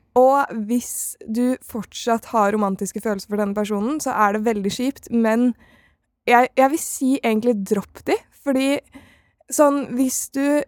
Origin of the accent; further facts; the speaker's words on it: Oslo, Norway; jeg er fra Oslo